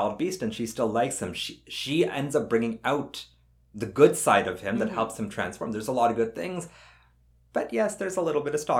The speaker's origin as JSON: {"language": "English", "country": "Canada", "said": "Mita and I are both Canadian."}